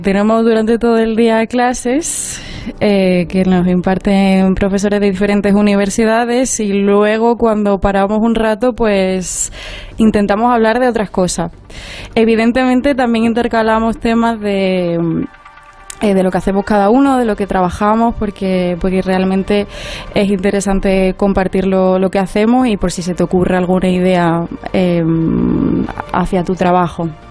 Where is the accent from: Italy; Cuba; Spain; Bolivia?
Spain; Ronda, Andalusia; moved away as an adult; also born or lived in Granada; now in Madrid, Spain; orgullosamente somos de Andalucía. Hmm. Eh, yo soy de Ronda, en la provincia de Málaga